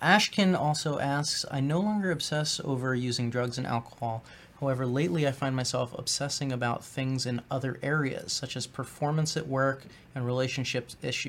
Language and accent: English; New Jersey, United States; Where in Jersey? I'm from Jersey.